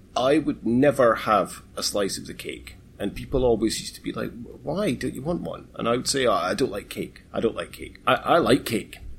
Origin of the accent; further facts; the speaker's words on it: Aberdeen, Scotland, United Kingdom; moved away as an adult; I'm, I'm from Aberdeen